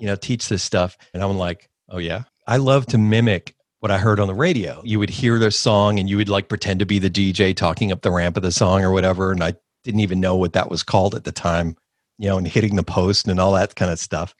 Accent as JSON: {"language": "English", "town": "Miami", "region": "Florida", "country": "United States", "tie": "born or raised there", "also_born_or_lived": "Coral Gables"}